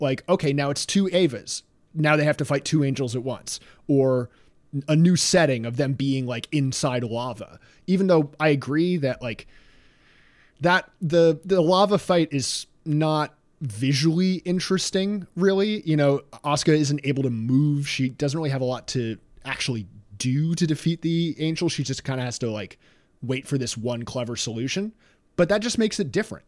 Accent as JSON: {"language": "English", "region": "New York", "country": "United States", "said": "I and other New Yorkers around my age"}